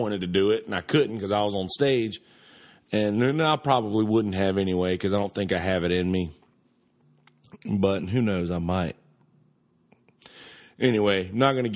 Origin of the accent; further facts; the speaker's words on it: United States; I'm an American